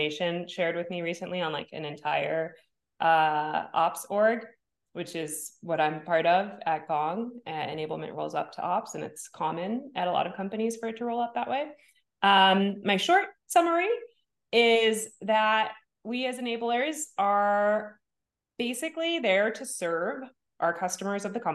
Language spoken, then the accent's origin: English; New Jersey, United States; also born or lived in Bay Area, California / New York; now in Los Angeles, United States; I'm from New Jersey